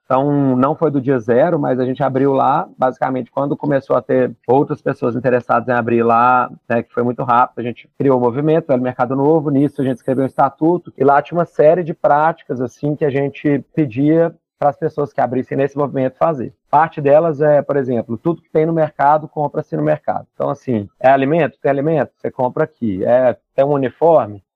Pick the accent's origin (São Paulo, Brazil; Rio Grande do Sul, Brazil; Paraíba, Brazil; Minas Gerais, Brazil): Minas Gerais, Brazil; Belo Horizonte; eu sou de Belo Horizonte